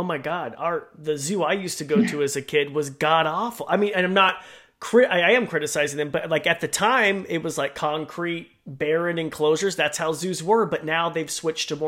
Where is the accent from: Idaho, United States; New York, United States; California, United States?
Idaho, United States; I come from Idaho, so a landlocked state